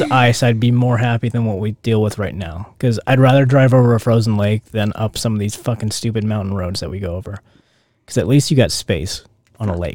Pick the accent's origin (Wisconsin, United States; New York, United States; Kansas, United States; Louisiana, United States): Louisiana, United States; moved away; I grew up in Louisiana where it rained